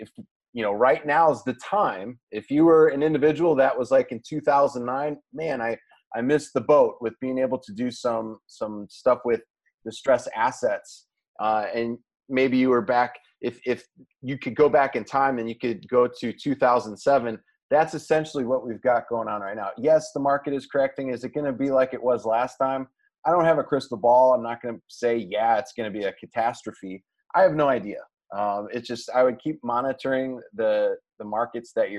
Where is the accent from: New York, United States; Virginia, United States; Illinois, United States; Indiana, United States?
Indiana, United States; Indianapolis; Indianapolis, Indiana. That's my hometown.